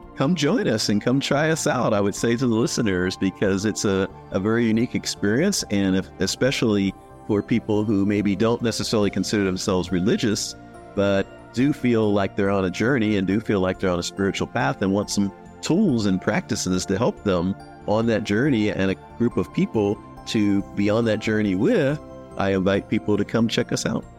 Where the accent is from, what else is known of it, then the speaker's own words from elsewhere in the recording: Philadelphia, Pennsylvania, United States; now in Bakersfield, United States; I grew up in Philadelphia